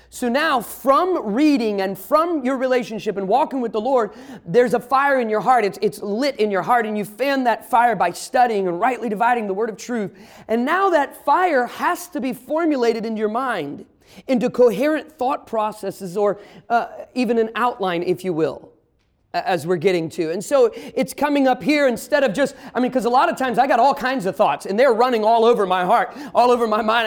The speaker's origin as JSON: {"language": "English", "region": "Midwest", "country": "United States", "tie": "born or raised there", "said": "I grew up in the Midwest. I'm a Midwesterner, but my family's all from the South"}